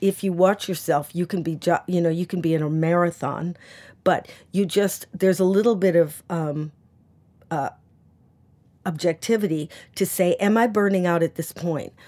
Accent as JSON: {"language": "English", "country": "United States", "moved": "yes", "lives_now": "United Kingdom", "said": "I'm an American and I, I don't have a British passport"}